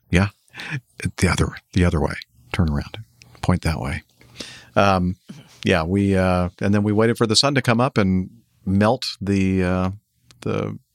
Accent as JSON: {"language": "English", "country": "Brazil", "second_language": "English", "moved": "yes", "said": "As you guys already know, I'm from Brazil, currently living in Acme headquarters city."}